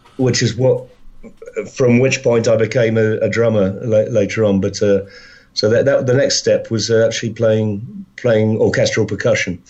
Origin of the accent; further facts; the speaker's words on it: London, United Kingdom; also born or lived in Wales; I was brought up in London. My, my, my folks, my family are all from Wales, but when I was uh, just when I was born, my dad moved down to London, so I was uh, I was raised in London